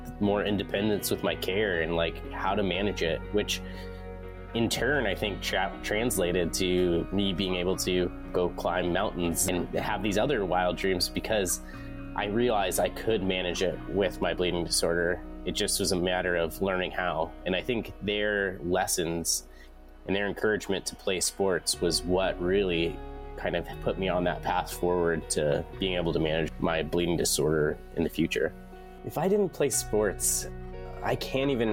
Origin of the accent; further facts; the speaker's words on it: Denver, Colorado, United States; grow up in Colorado